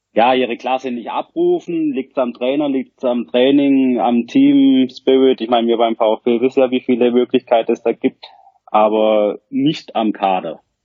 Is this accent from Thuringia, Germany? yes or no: no; Rottweil area, Baden-Württemberg, Germany; Ich komme aus der Rottweiler Gegend, wohne am Rande des beschaulichen Schwarzwald